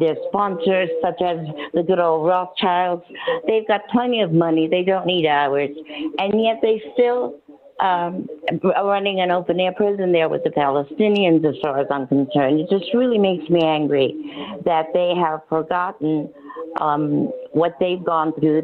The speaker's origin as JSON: {"language": "English", "region": "New York", "country": "United States", "moved": "yes", "lives_now": "Mexico", "said": "I'm from New York originally"}